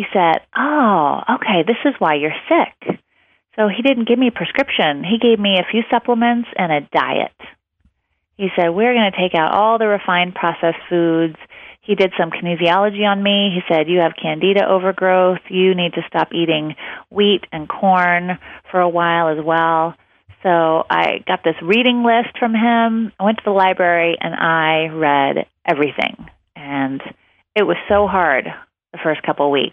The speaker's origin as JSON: {"language": "English", "area": "outside of Portland", "region": "Oregon", "country": "United States", "tie": "born or raised there", "said": "I was raised by hippies outside of Portland, Oregon."}